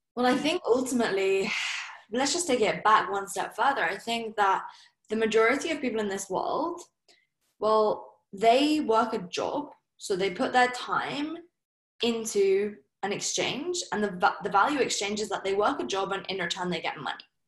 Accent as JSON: {"language": "English", "area": "Surrey", "region": "South East England", "country": "United Kingdom", "said": "I'm from Surrey. You know, my parents are probably like the most typical English people you could think of."}